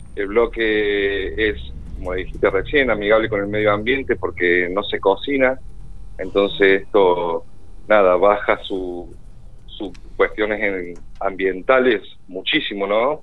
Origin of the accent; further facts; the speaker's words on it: Córdoba, Argentina; moved away as an adult; now in General Pico, Argentina; Yo soy oriundo de Córdoba, sí, hace seis años ya estoy viviendo acá en General Pico